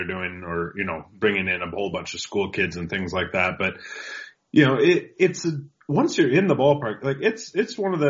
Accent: Pacific Northwest, United States; I'm from the Pacific Northwest, so I'm used to the Aqua Sox. I'm used to the Rainiers.

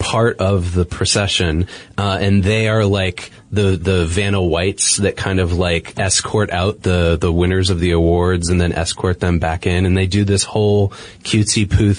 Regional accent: Boston, Massachusetts, United States; moved away; I'm from Boston, and I'm very familiar with Harvard University. I lived right near there for a long time

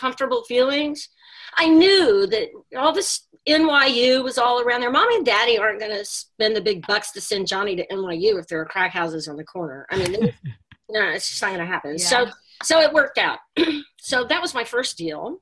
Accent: Texas, United States; moved away as an adult; now in New York City, United States; I grew up in Texas and got a job offer to come

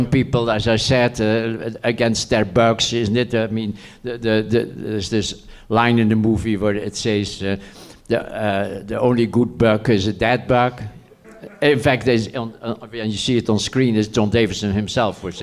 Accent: The Hague, South Holland, Netherlands; I lived in The Hague

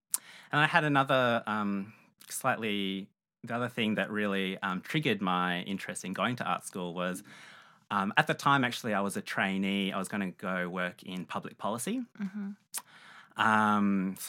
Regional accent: Melbourne, Victoria, Australia; also born or lived in Malaysia; I was born in Malaysia. I have Chinese ancestry and my family moved to Melbourne when I was just 2 years old. Mm-hmm. So I grew up here

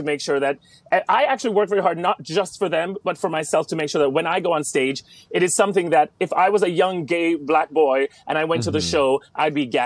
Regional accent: Jamaica; I'm Jamaican

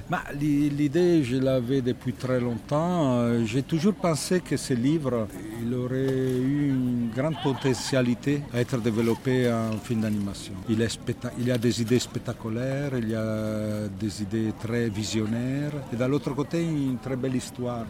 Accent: Italy; accent: Italian; French is a second language; je suis italien, complètement italien, oui, mais, toujours l'accent

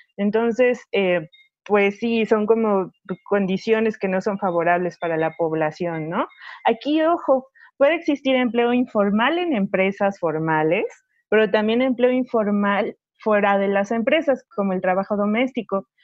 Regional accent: Mexico; los mexicanos mexicanos lo tenemos en las, en las venas

